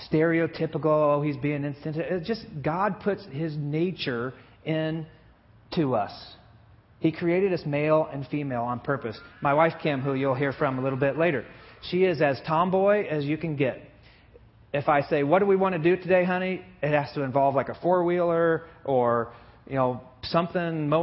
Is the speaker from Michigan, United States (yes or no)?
no; Buck Creek, Indiana, United States; I lived in a little teeny tiny town in northern Indiana called Buck Creek, Indiana, when I was in third and fourth grade